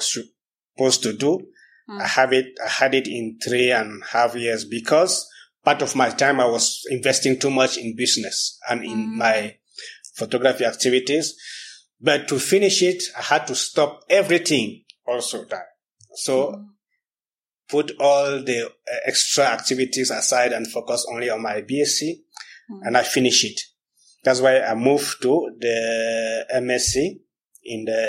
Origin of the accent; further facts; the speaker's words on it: Cameroon; moved away as an adult; also born or lived in Western Cameroon / Littoral, Cameroon; now in Kenya; I'm from the Western Cameroon, of course. That's where my origins are, but I was born in the littoral part of Cameroon, 400 kilometers away.